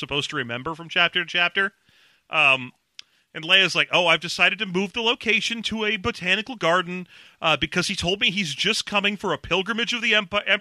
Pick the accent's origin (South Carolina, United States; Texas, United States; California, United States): California, United States; Los Angeles; I grew up in Los Angeles